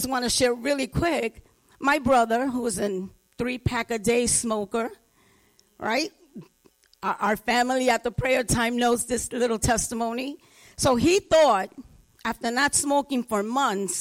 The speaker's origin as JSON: {"language": "English", "town": "New York City", "region": "New York", "country": "United States", "tie": "born or raised there", "said": "I grew up in the Bronx. Grew up in the projects"}